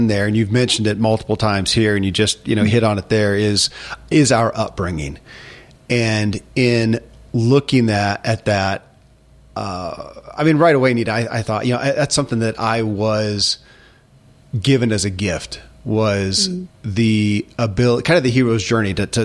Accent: Kentucky, United States; I grew up in Kentucky

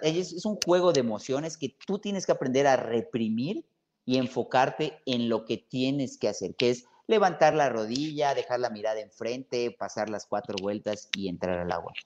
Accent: Mérida, Yucatán, Mexico; Yo soy de Mérida, obviamente. El ir al mar, ir a la playa que está 20 minutos es cosa cotidiana

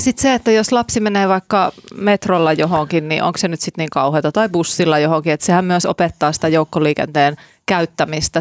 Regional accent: Laukaa, Central Finland, Finland; mä oon kotoisin sieltä Laukaasta

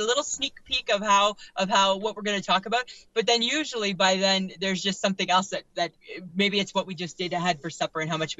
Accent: Toronto, Ontario, Canada; moved away; I'm originally from the Toronto area.

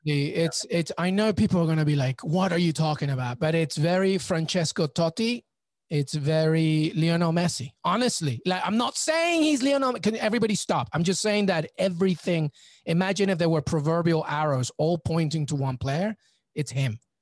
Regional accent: England, United Kingdom; also born or lived in Peru; I'm Peruvian, but I grew up in England

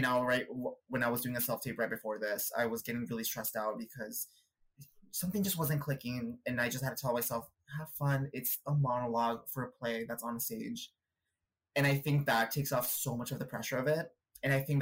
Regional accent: Northern California, United States; moved away as an adult; also born or lived in Chihuahua, Mexico; now in New York City, United States; I grew up in California

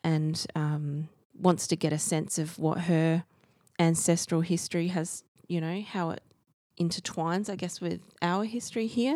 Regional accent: Australia; as an Aussie

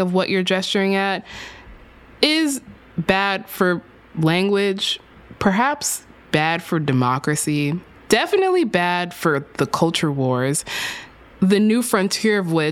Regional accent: Texas, United States; my home state of Texas

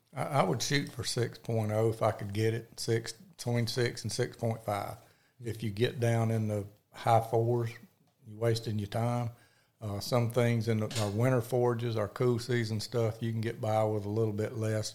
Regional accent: Picayune, Mississippi, United States; now in Hattiesburg, United States; I grew up in Picayune, Mississippi

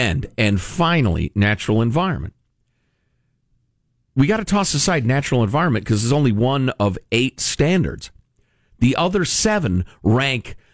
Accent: Illinois, United States; moved away; my home state of Illinois

